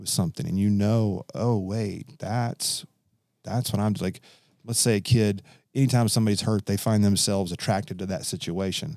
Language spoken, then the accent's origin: English; Kentucky, United States; my grandfather, like I mentioned, was a missionary from California to Kentucky, and he was a director for years at Youth Haven Bible Camp. So I grew up being around Youth Haven